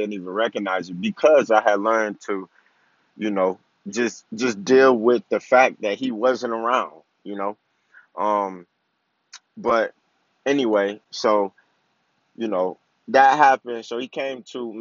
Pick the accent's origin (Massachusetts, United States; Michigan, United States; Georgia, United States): Michigan, United States; Flint; I played football, basketball, and baseball growing up in Flint, Michigan